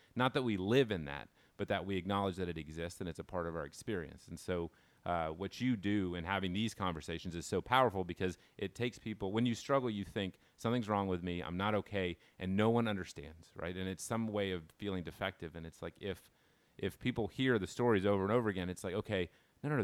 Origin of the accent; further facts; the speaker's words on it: Dallas, Texas, United States; I grew up in North Dallas.